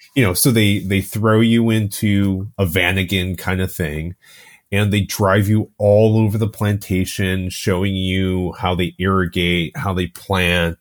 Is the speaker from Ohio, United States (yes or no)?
yes; Ohio, United States; I grew up in Ohio